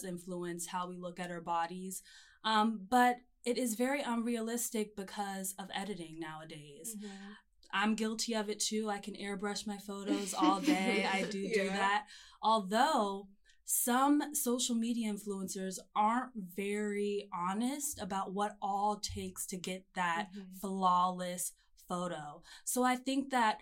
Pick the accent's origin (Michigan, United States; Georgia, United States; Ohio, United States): Georgia, United States; Atlanta; moved away; also born or lived in Auburn, Alabama; I'm from Atlanta, Georgia, born and raised.